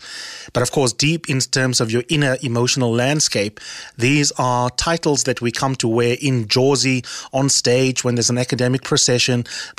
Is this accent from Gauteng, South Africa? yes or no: no; Eastern Cape, South Africa; now in Johannesburg, South Africa; I myself come from the Eastern Cape.